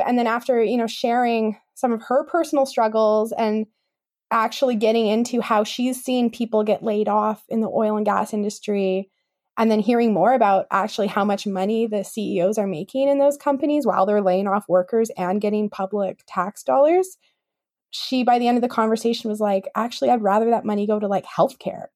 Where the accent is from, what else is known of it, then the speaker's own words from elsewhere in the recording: Kamloops, British Columbia, Canada; also born or lived in West Kootenays; I grew up in Kamloops